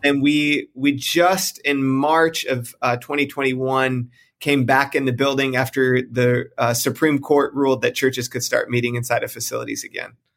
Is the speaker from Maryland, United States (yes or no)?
no; just outside of Detroit, Michigan, United States; moved away as an adult; also born or lived in South Carolina / Texas; now in California, United States; I grew up just outside of Detroit, Michigan, moved to South Carolina, met my wife while we were in college